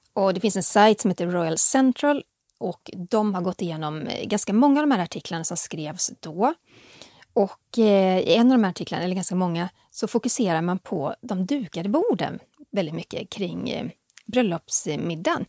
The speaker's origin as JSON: {"language": "Swedish", "area": "Västergötland", "region": "Västra Götaland", "country": "Sweden", "said": "Jag är från Västergötland"}